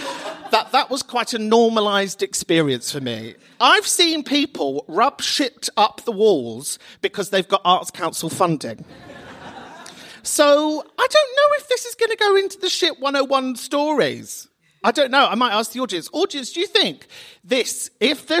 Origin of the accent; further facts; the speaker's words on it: London, United Kingdom; I'm from Kentish Town